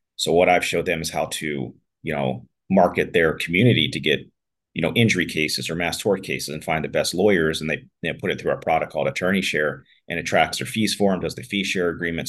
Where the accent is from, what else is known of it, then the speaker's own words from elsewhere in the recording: Pittsburgh, Pennsylvania, United States; moved away as an adult; also born or lived in Washington, D.C. / Malibu; I grew up in Pittsburgh